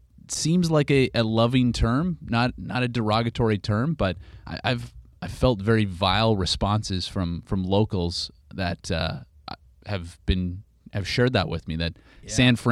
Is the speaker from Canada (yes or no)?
yes; Canada; now in United States; No, as you can tell, I have my Midwestern roots, Trubinsky. But, born and raised in Canada, yes.